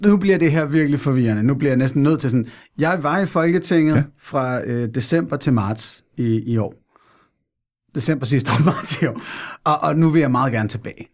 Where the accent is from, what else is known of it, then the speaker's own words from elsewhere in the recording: Fredensborg, Capital Region of Denmark, Denmark; jeg er født og opvokset i Fredensborg, Nordsjælland